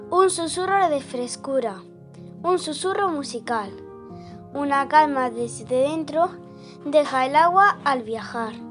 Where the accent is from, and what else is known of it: Vélez de Benaudalla, Andalusia, Spain